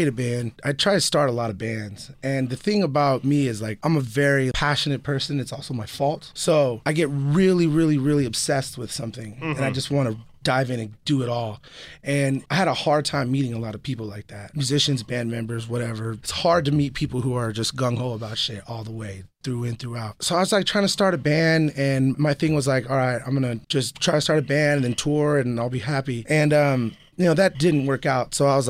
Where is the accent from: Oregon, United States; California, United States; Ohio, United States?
California, United States; the Bay Area; I grew up in the Bay